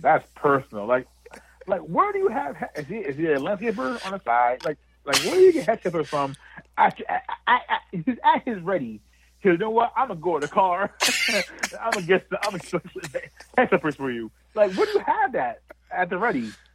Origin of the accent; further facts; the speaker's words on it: Montclair, New Jersey, United States; my hometown here in New Jersey, in Montclair, New Jersey